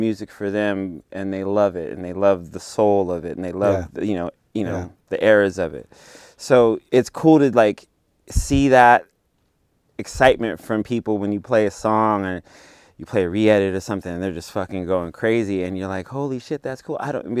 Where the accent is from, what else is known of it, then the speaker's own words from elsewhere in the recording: Bakersfield, California, United States; I'm from Bakersfield, and, born you know